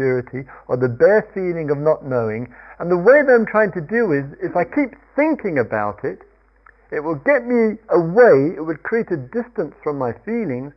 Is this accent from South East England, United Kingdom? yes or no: yes; Surrey, South East England, United Kingdom; I come from Surrey